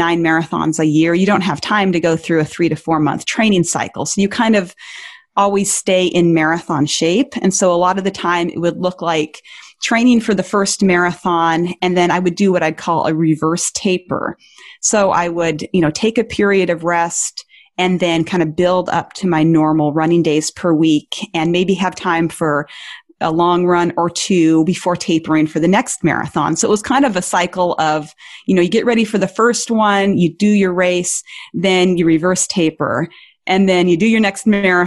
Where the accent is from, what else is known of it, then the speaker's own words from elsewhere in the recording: Montana, United States; my home state is Montana